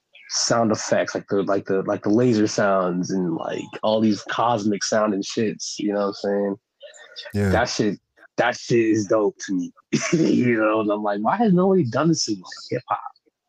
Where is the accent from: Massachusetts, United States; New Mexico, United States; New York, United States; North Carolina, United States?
New York, United States; Brooklyn; My dad, you know, growing up in Brooklyn. Like I was born out there.